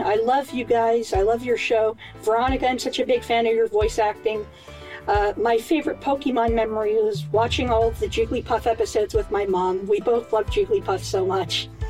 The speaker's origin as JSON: {"language": "English", "town": "Saskatoon", "region": "Saskatchewan", "country": "Canada", "said": "I'm from Saskatoon, Saskatchewan, Canada."}